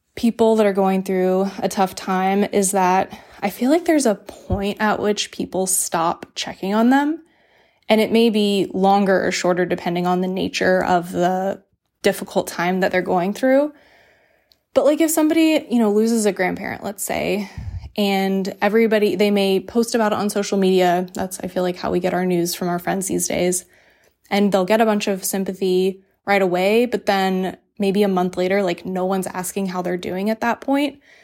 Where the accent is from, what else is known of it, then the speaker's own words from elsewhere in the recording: the South, United States; I grew up in the South